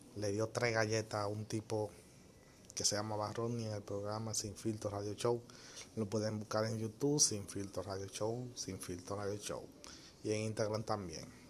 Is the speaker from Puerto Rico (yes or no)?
no; Dominican Republic; mi país, o sea, República Dominicana